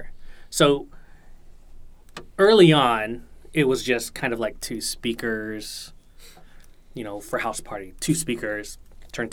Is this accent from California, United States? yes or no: yes; Bay Area, California, United States; moved away as an adult; also born or lived in San Jose / New York; I had been living in San Jose at the time. I had been growing up in the Bay Area.